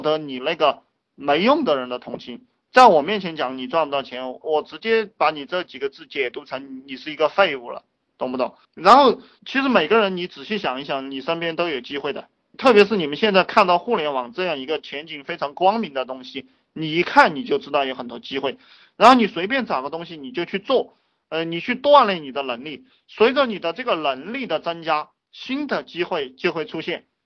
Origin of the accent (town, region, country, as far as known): China